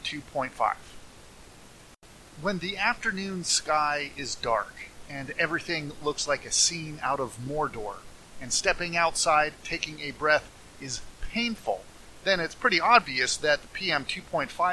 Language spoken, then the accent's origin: English; California, United States; I'm a Californian